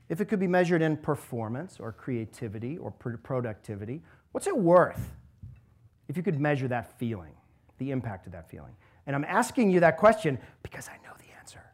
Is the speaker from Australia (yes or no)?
no; Alaska, United States; moved away as an adult; now in Cleveland, United States; I was growing up in Alaska.